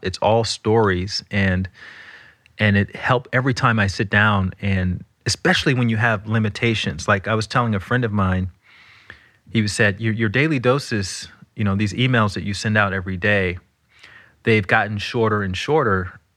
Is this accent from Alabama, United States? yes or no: yes; Alabama, United States; I'm from Alabama